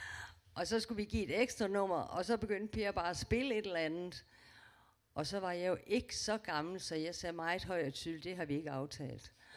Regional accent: Aarhus, Central Denmark Region, Denmark; Jeg er født i Aarhus

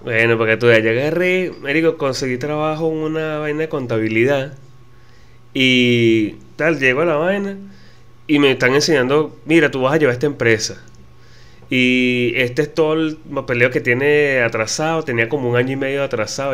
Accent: Charallave, Miranda, Venezuela; also born or lived in Caracas; now in Argentina; yo nací en Caracas, pero vivía en Charallave

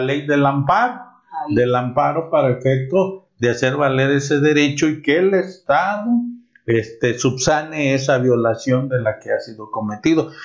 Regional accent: Mexico; como mexicanos, como abogados

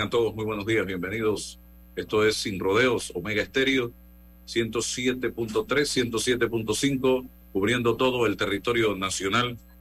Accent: Panama; yo estoy hablando como ciudadano panameño

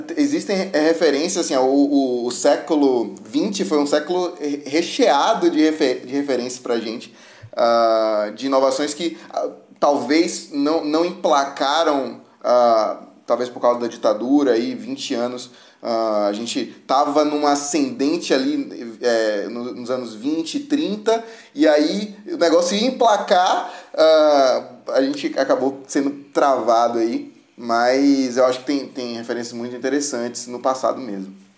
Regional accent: Salvador, Bahia, Brazil; eu nasci em Salvador

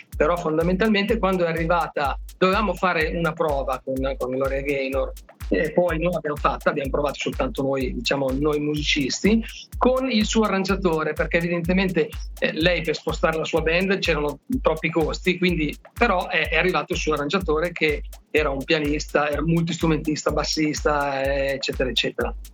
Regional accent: Milan, Lombardy, Italy; da milanese

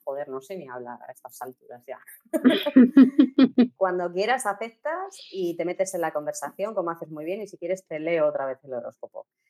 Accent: Castilla-La Mancha, Spain; Yo soy manchega y no sé inglés

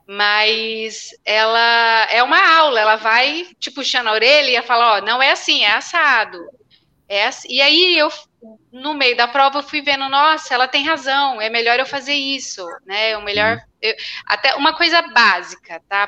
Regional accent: Brazil; eu sou de Ribeirão

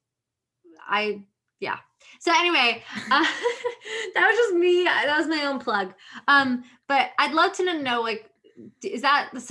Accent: Connecticut, United States; I grew up in Connecticut

